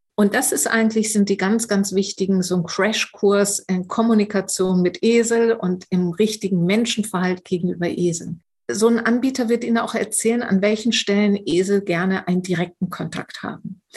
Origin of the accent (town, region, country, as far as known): Germany